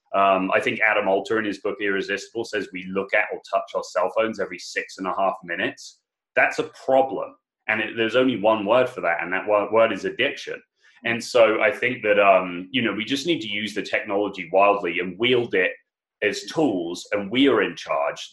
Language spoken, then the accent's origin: English; England, United Kingdom; I'm English